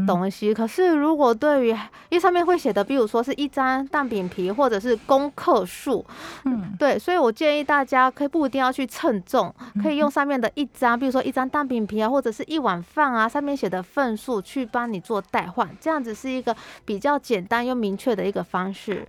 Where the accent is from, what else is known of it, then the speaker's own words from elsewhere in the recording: Taiwan; 我们台湾人其实蛮爱吃很多美食的，而且台湾的美食非常多